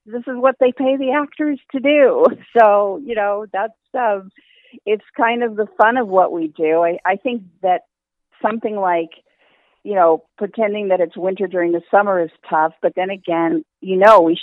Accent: Los Angeles, California, United States; I am truly a California native, and I grew up in Los Angeles

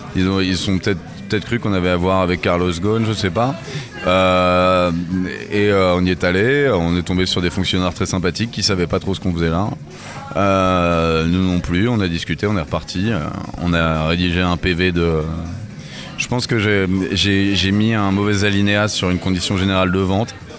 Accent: France; On est on est français

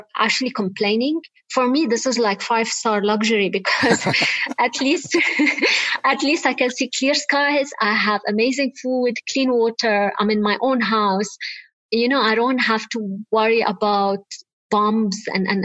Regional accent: Lebanon; I am originally Lebanese. I grew up in Lebanon, as you said, during the Lebanese war.

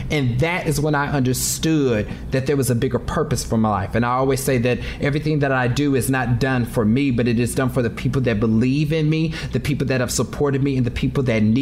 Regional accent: Kansas City, Missouri, United States; I'm from Kansas City.

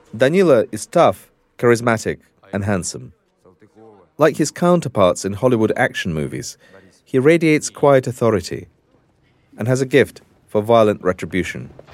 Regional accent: Russia; moved away; a foreign correspondent in my home country

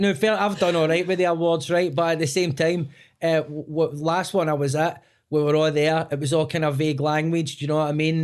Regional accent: Scotland, United Kingdom; And as Scottish people, particularly in our part of the country, we speak very fast.

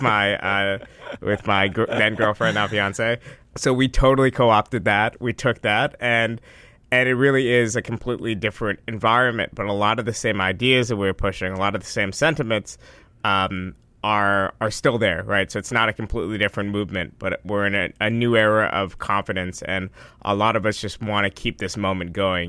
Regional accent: Westchester, New York, United States; I grew up in Westchester

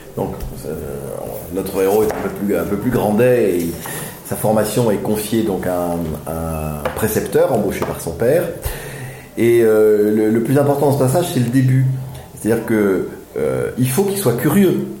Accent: Aix-en-Provence, Provence-Alpes-Côte d'Azur, France; moved away; je suis né à Aix-en-Provence, euh, enfin j'ai grandi à Aix-en-Provence

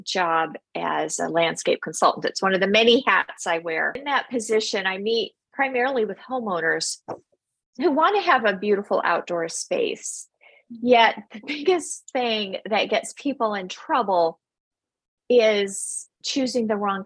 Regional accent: Los Angeles, California, United States; now in Arizona, United States; Originally, I am from Los Angeles

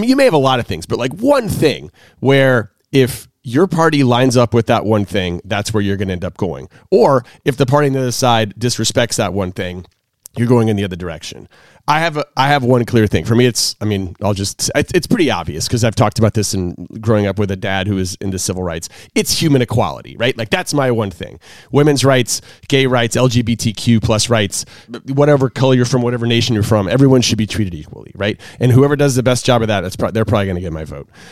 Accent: the South, United States; I grew up in the South

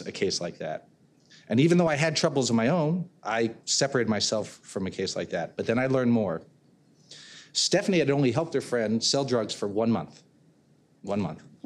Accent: Connecticut, United States; I'm from Connecticut

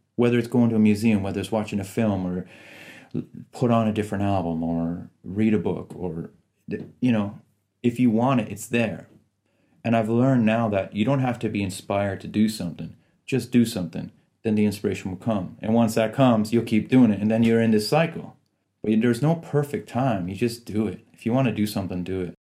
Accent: Canada; also born or lived in Iran / Italy; So I was born in Iran, and then during the revolution, we escaped to Italy. But I was probably months, three, four months old when we got to Italy. And then I was there till two, just over two years. And then we took refuge in Canada.

